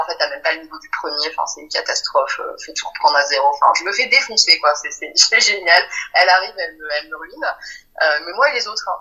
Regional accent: Pertuis, Provence-Alpes-Côte d'Azur, France; now in Marseille, France; quand j'étais petite, j'habitais pas à Marseille, mais j'habitais dans le coin, hein, à Pertuis, une petite ville à côté d'Aix-en-Provence

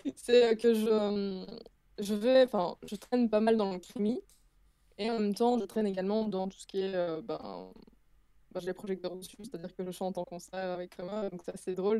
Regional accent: Belgium; je suis belge

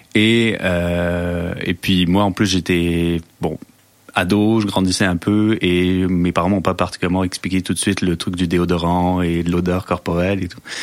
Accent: France; moved away; je suis français ou il m'insulte parce que je suis français

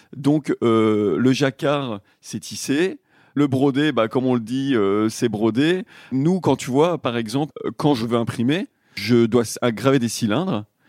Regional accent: Le Puy-en-Velay, Auvergne-Rhône-Alpes, France; on est originaire du Puy-en-Velay, en Auvergne

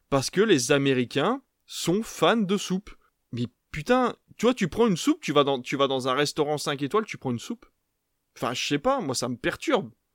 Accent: Belgium; now in France; je viens de Belgique, parce que en Belgique, on est sur des plats euh, un peu plus, voilà, fort en bouche

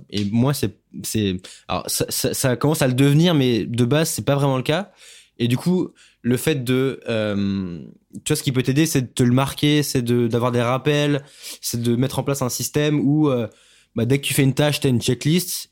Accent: France; en tant que Français

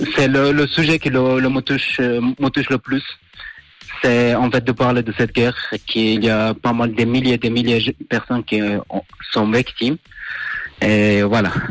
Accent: Afghanistan; now in Neuchâtel, Switzerland; je viens de l'Afghanistan. Et du coup, j'ai, j'ai vécu cette guerre

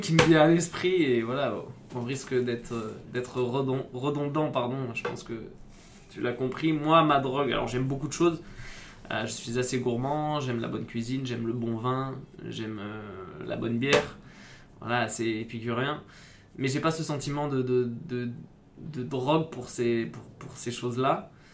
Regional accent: Bordeaux, Nouvelle-Aquitaine, France; also born or lived in Grenoble; now in Paris region, France; Je suis originaire du sud-ouest. J'ai grandi à Bordeaux.

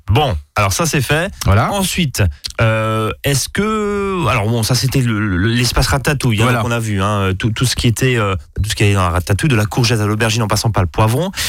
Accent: Alsace, Grand Est, France

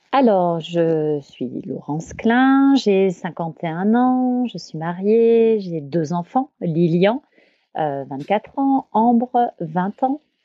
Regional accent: Champagne-Ardenne, near Reims, Grand Est, France; also born or lived in Grenoble; je suis née à Grenoble, moi, mais très vite, nous sommes revenus en Champagne-Ardenne, où j'ai fait toute mon enfance, près de Reims

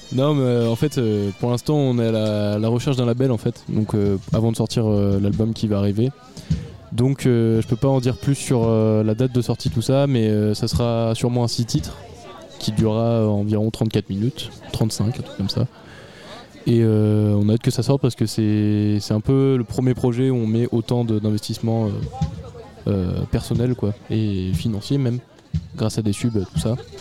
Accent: Charente, Nouvelle-Aquitaine, France; j'étais dans une école de musique, du coup, euh, quand j'étais petit en Charente

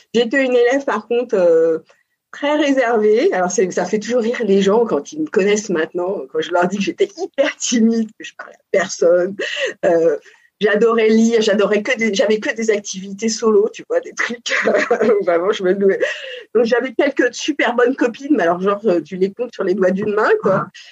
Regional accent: Paris region, Île-de-France, France; also born or lived in Montpellier; j'ai euh, toujours vécu en région parisienne avec, euh, je dirais, une enfance assez assez choyée quand même, en pavillon de banlieue

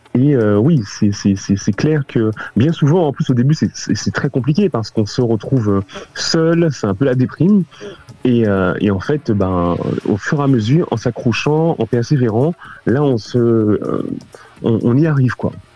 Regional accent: Paris, Île-de-France, France; moved away as an adult; also born or lived in Canada / London / Hong Kong; je suis parisien et je, suis plus parisien que français

